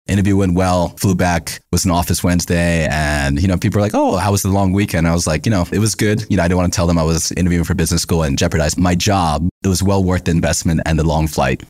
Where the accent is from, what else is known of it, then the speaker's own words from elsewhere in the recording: United States; being born and raised in America